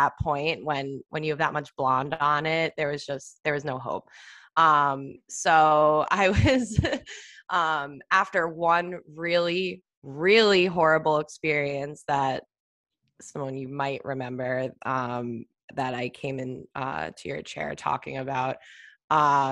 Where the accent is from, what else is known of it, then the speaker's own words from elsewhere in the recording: Long Island, New York, United States; now in New York City, United States; I'm from Long Island. I moved into the city